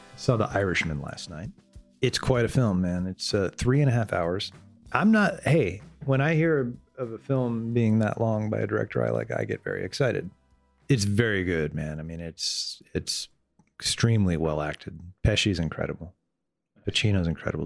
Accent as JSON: {"language": "English", "town": "Miami", "region": "Florida", "country": "United States", "tie": "born or raised there", "said": "I grew up in Miami."}